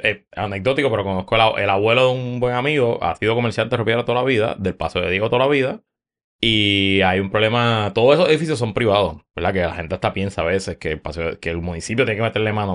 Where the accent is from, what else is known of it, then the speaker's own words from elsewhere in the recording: San Juan, Puerto Rico; yo no me crié en Río Piedras como tal, pero hice toda la vida allí